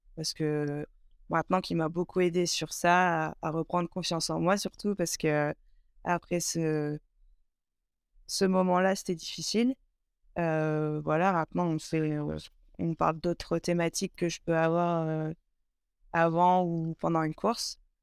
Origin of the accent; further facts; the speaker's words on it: Burgundy, Bourgogne-Franche-Comté, France; moved away as an adult; now in Aix-les-Bains, France; je suis originaire de Bourgogne